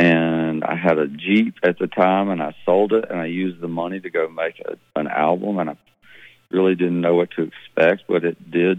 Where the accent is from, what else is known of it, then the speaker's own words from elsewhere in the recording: Laurel, Mississippi, United States; also born or lived in Arkansas / Dallas, Texas / New Orleans / New York City; I grew up in Laurel, Mississippi, which is, there's a show called My Hometown that is filmed in Laurel, Mississippi, where I grew up.